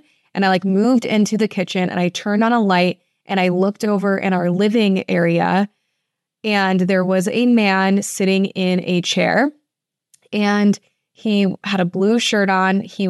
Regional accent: Toledo, Ohio, United States; after college, I moved to the oldest building in my hometown. I'm from Toledo, Ohio, and I lived at this building called the Oliver House.

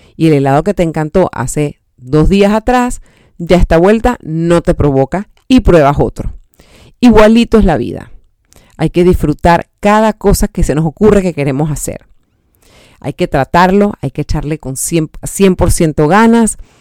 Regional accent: Panama; aportar algo a mi país, al diseño de mi país, a un evento tan importante como el Panama Fashion Week

